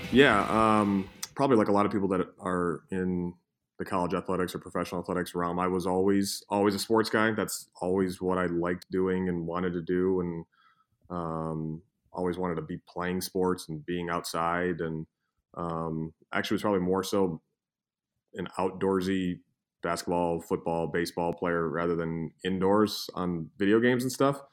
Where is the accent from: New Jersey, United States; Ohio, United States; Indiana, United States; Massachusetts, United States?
Ohio, United States; Cleveland; I'm from Cleveland